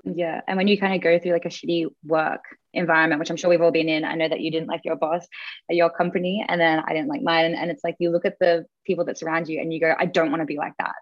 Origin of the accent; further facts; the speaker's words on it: Australia; as an Australian